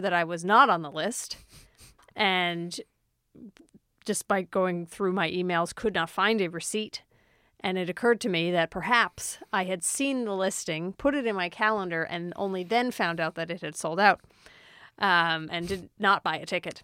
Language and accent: English; Sydney, New South Wales, Australia; born or raised there